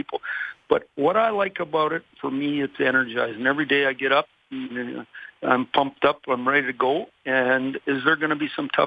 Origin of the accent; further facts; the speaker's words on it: Canada; also born or lived in Michigan; now in Toronto, Canada; being a Canadian myself